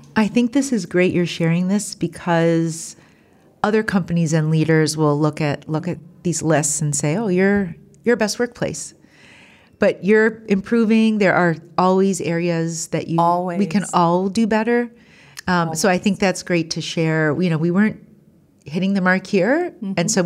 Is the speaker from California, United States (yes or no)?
no; Ohio, United States; Columbus, Ohio, which is my home state